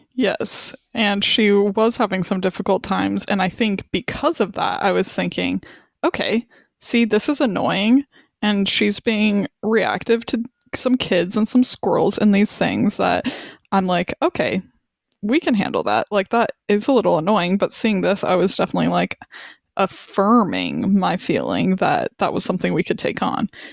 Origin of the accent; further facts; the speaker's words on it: Wyoming, United States; moved away as an adult; now in Charlottesville, United States; We're from Wyoming